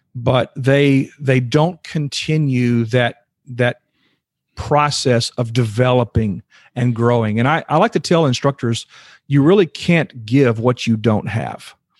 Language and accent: English; Houston, Texas, United States; I was born and raised in Houston, Texas, and, uh, been in Texas my whole life